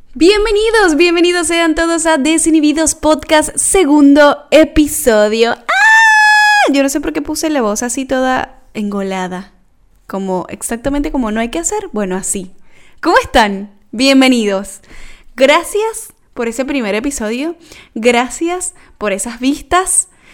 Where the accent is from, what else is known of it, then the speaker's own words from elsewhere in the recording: Venezuela; now in Argentina; todo lo que hemos vivido los venezolanos